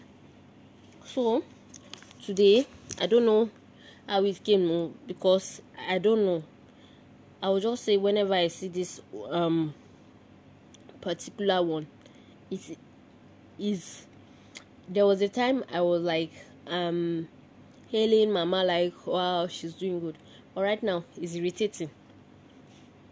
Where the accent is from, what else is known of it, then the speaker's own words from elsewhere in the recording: Nigeria; as an Nigerian and an African.